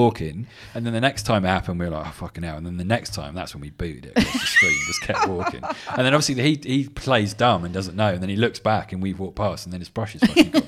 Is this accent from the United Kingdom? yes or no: yes; England, United Kingdom; I'm English